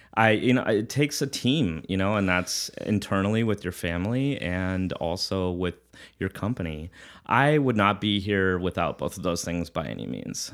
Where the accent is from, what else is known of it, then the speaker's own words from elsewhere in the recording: southern New Hampshire, United States; moved away; also born or lived in Irvine, California / Orange County, California; I grew up in southern New Hampshire and uh, from the age of 10 to 19.